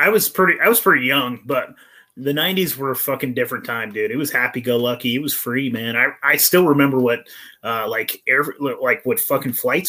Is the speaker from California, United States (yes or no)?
yes; Eureka, California, United States; my hometown's Eureka, California, so I'm from Humboldt County.